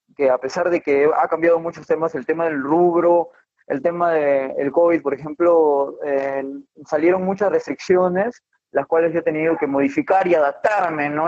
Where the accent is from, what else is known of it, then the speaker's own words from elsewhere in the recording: Chimbote, Ancash, Peru; now in Moquegua, Peru; yo soy de Chimbote, de Chimbote, del norte, norte del Perú